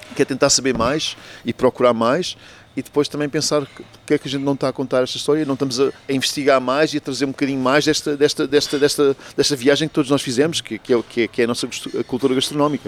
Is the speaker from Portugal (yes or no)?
yes; Portugal; moved away as an adult; Eu saí de Portugal propriamente quando tinha 19 anos e até aos 19 anos passei muito tempo e conheci muito